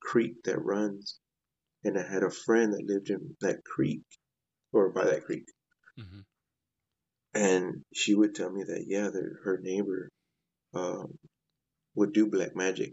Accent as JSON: {"language": "English", "town": "Dallas", "region": "Texas", "country": "United States", "tie": "born or raised there", "said": "I'm from the Dallas area, Oak Cliff to be exact, which is that's where I'm from."}